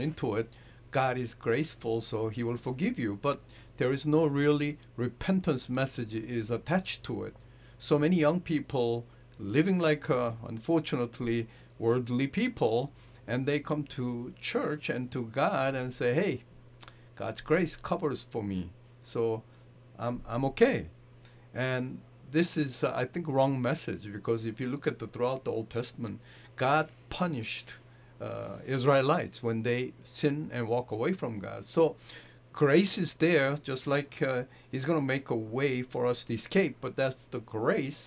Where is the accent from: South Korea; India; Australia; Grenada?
South Korea; also born or lived in Manhattan, New York; now in United States; I grew up in South Korea under the Buddhist home